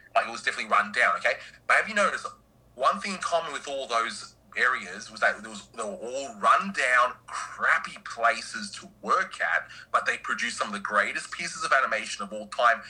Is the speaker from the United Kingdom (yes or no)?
no; Australia; as an Aussie